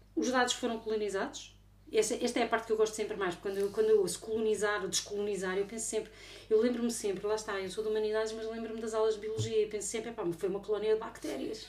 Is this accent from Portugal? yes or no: yes; Portugal; eu sou portuguesa.